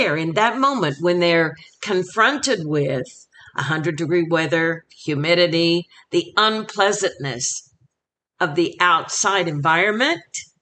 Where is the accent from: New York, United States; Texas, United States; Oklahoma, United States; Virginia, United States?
Oklahoma, United States; my home state of Oklahoma